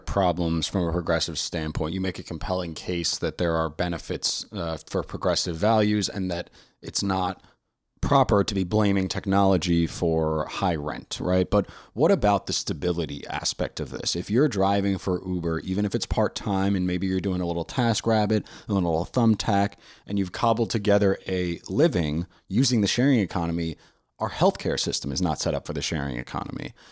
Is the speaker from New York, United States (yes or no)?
yes; New York City, New York, United States; now in Washington, D.C., United States; I'm from New York City